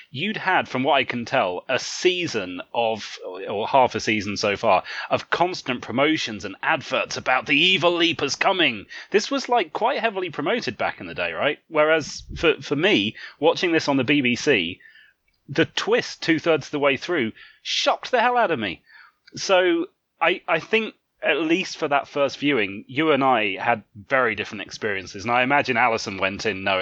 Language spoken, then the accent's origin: English; United Kingdom; I'm British.